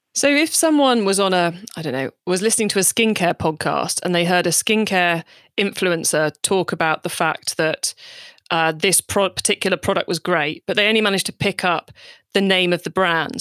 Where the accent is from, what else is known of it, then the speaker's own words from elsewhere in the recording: United Kingdom; we're both British